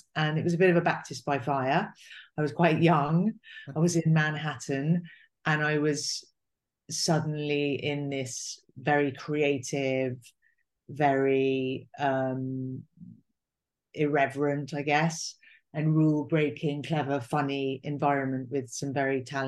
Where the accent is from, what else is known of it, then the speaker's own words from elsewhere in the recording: England, United Kingdom; I was English, I'd come from England